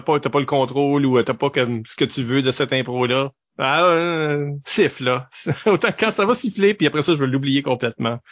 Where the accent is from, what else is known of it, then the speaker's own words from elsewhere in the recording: Shippagan, New Brunswick, Canada; on n'a pas les accents de Bouctouche là, on vient de Chupagan.